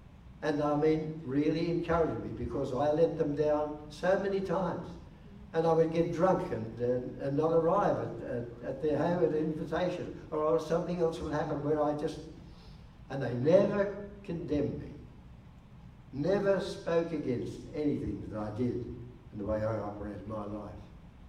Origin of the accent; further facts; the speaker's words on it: Canberra, Australian Capital Territory, Australia; I said, "Oh, I come from Canberra, Wal."